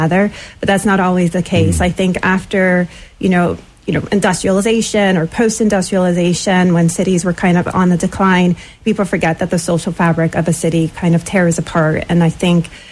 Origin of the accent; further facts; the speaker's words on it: Bridgeport, Connecticut, United States; also born or lived in Florida / Southport, Connecticut / New York City / San Francisco; I'm originally from Bridgeport, born here. Both my parents actually are from Jamaica, but they met here in Bridgeport in the 70s. So spent most of my childhood here